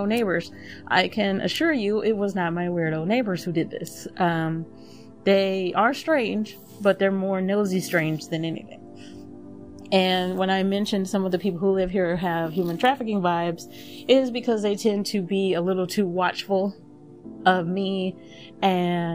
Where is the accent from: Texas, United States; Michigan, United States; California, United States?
Texas, United States; I grew up in Texas